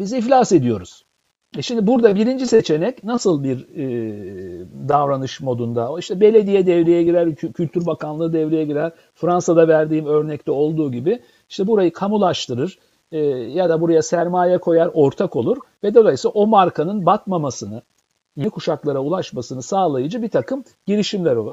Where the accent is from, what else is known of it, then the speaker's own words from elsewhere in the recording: Istanbul, Turkey; moved away; İstanbul'da doğdum büyüdüm